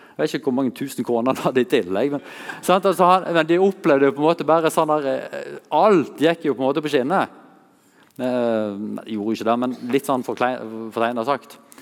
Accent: Masfjorden, Vestland, Norway; her er vi hjemme i stua der jeg vokste opp, i Massfjorden.

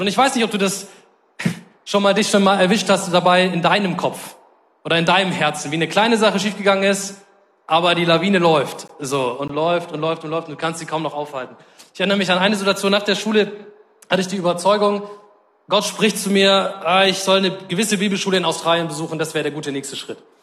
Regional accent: Germany; als Deutsche

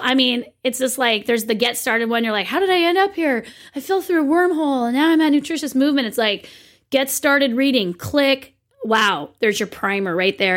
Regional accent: Santa Cruz County, California, United States; I'm from Santa Cruz County

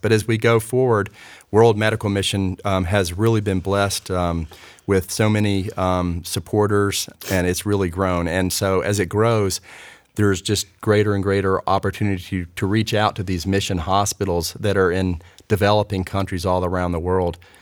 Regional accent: Raleigh, North Carolina, United States; growing up in Raleigh

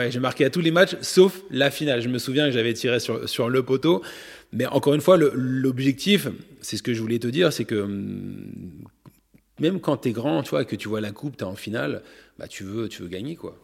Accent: France; je suis né en France, j'ai tout appris en France, je, parle, je parle le français

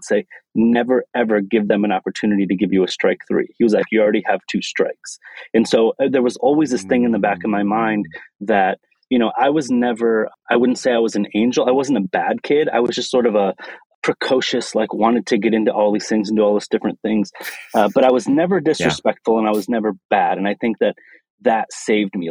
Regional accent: Lansing, Michigan, United States; So I come from Lansing, Michigan, born and raised in the Midwest

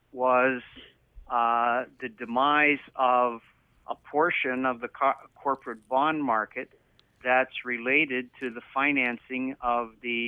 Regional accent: Canada; as a Canadian businessman, as my assets are here in Canada

